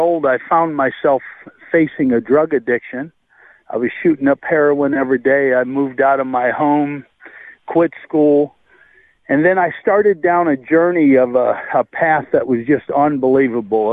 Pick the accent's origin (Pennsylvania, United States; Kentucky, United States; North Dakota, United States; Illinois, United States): North Dakota, United States; I was born in North Dakota.